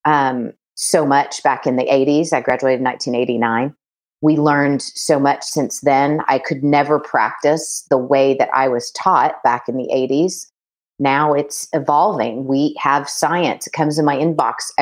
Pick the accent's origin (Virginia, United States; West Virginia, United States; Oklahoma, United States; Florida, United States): Oklahoma, United States; also born or lived in Kansas; I'm from Oklahoma.